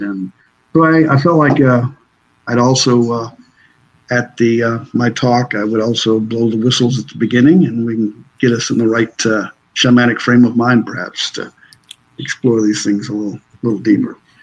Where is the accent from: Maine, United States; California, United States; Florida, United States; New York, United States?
Maine, United States; moved away as an adult; now in Tennessee, United States; I'm originally from from Maine. I'm a I'm a true maniac.